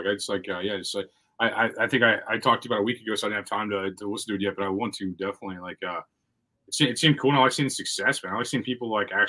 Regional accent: Missouri, United States; I'm from Missouri.

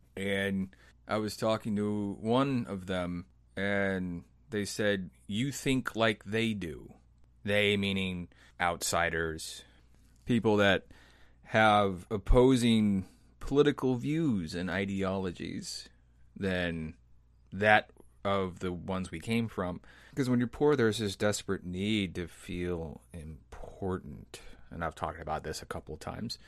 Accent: American Midwest, United States; I grew up in the American Midwest

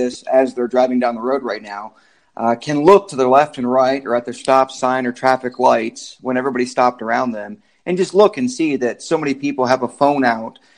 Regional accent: Michigan, United States; moved away as an adult; now in Kansas, United States; I am from Michigan, really. The military is what brought me to Kansas

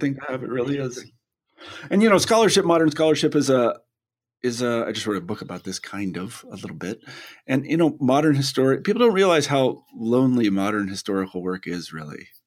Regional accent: United States; I'm an American

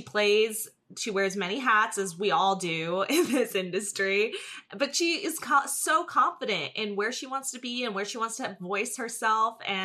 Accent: New Jersey, United States; now in Los Angeles, United States

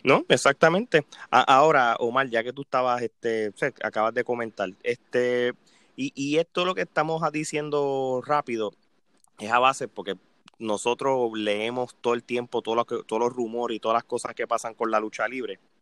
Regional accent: Puerto Rico; nosotros como puertorriqueños

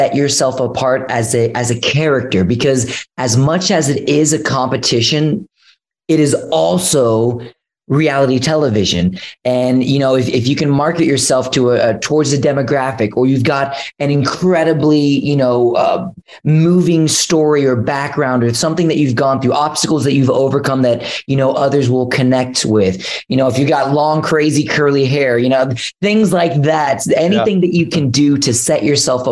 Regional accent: Houston, Texas, United States; I grew up in Houston, Texas, where there's like millions and millions of people

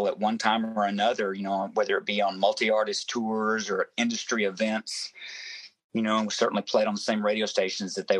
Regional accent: Memphis, Tennessee, United States; growing up in Memphis, Tennessee, you know, I sang anywhere that I could

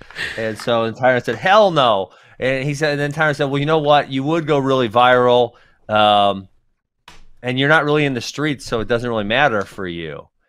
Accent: Churchville, United States; I'm in the streets, man. I'm from Churchville, dog.

